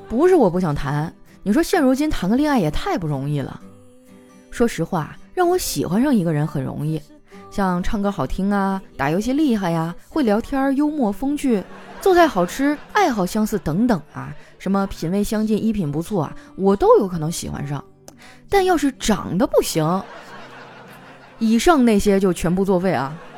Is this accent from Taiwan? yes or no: no; Northeast China, China; 我是东北人，我们那块儿太冷了